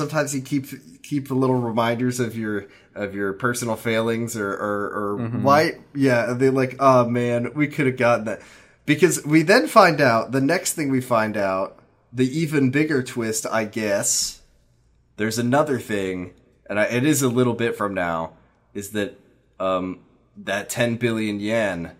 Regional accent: United States; as an American

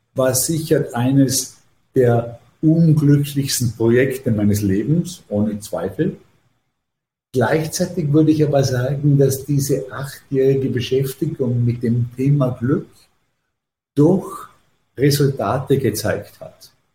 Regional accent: Vorarlberg, Austria; moved away as an adult; now in New York, United States; ich habe ja meine formativen Jahre wirklich in Österreich verbracht

